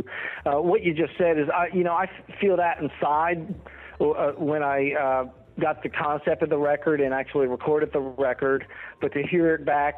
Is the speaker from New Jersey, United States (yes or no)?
yes; right outside of Atlantic City, New Jersey, United States; moved away as an adult; now in Nashville, United States; I grew up on the East Coast, right outside of Atlantic City. And in 1987, I decided to make the move down south to Nashville